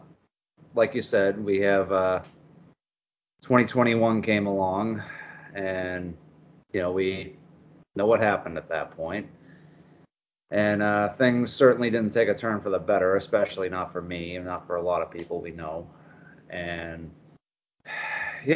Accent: Boston, Massachusetts, United States; moved away; also born or lived in Florida; I'm from Boston originally, so I've gone between Florida and New England many, many times.

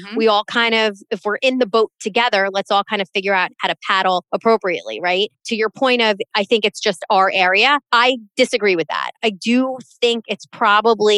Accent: the North, Northeast, United States; accent: Northern; now in Florida, United States; I'm a Northerner, tried and true in my heart, but here I am raising my kids here

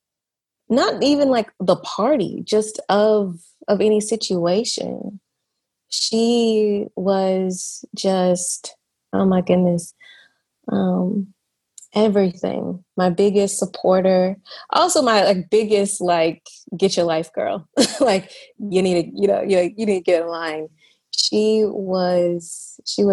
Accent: Atlanta, Georgia, United States; moved away as an adult; also born or lived in San Diego; now in Barcelona, Spain; I am from Atlanta, Georgia. I currently live in Barcelona, Spain

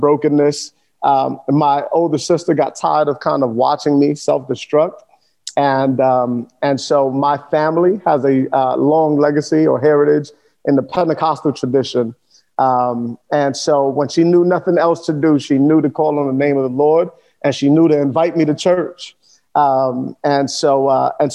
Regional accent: New York City, New York, United States; now in South Florida, United States; born and raised in Sunset Park of Brooklyn, New York.

